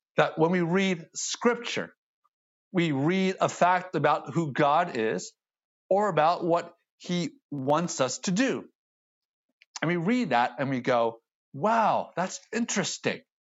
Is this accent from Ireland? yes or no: no; United States; I see an Asian male, born in the States, speaks English